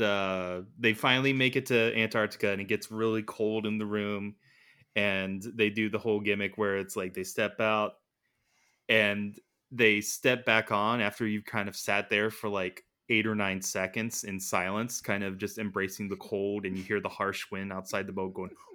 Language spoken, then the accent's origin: English; United States; being an American